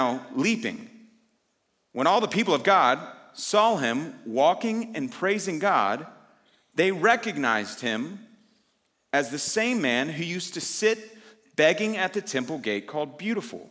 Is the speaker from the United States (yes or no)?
yes; Houston, Texas, United States; moved away as an adult; now in Dallas, United States; I'm actually from Houston